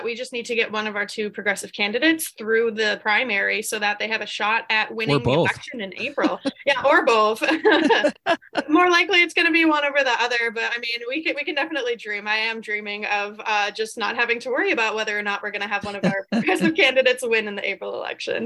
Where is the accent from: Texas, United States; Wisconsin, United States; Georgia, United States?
Wisconsin, United States; Greenfield; moved away as an adult; now in Green Bay, United States; I live in Green Bay right now, but I'm not originally from Green Bay. I grew up in the Milwaukee area in Greenfield